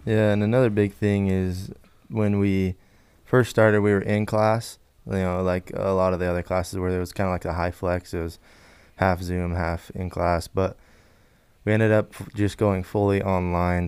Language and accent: English; Wallace, Idaho, United States; I am from Wallace, Idaho, small town up north